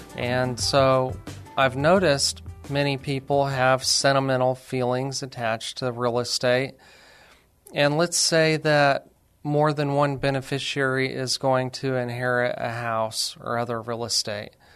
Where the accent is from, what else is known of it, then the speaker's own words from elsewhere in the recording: Alamogordo, New Mexico, United States; also born or lived in Lubbock, Texas / Las Cruces, New Mexico; I'm actually from New Mexico, a little city called Alamogordo